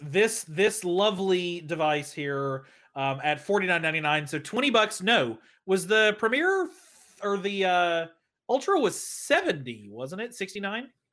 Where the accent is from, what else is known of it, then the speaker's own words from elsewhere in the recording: Lenoir City, Tennessee, United States; I was born in East Tennessee, born and raised